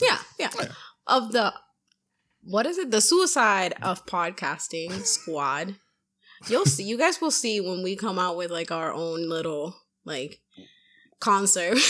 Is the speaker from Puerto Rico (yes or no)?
yes; Puerto Rico; now in Massachusetts, United States; I'm from Puerto Rico, so we like the heat